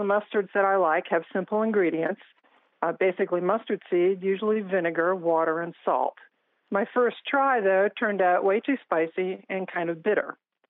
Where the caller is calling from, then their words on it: Blacksburg, Virginia, United States; I'm calling from Blacksburg, Virginia.